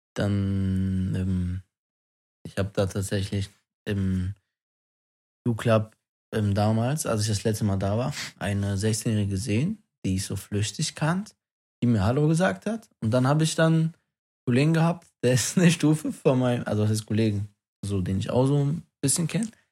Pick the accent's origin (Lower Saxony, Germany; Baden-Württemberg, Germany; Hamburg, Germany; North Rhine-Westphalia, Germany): North Rhine-Westphalia, Germany; Wuppertal